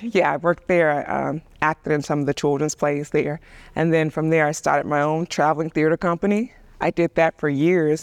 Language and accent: English; Birmingham, Alabama, United States; I grew up in the South, and Birmingham was very different than New York